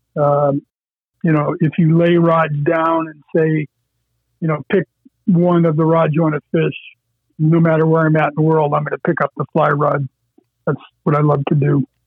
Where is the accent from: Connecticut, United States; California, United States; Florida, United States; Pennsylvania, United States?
Pennsylvania, United States; Erie County; I grew up in Erie County on a little farm pond